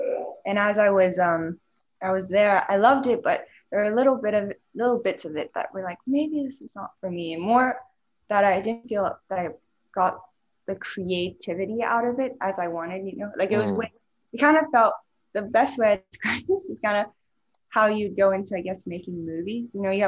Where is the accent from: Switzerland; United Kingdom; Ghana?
Switzerland; And I grew up in Switzerland and I always found myself very creative, like from a young age.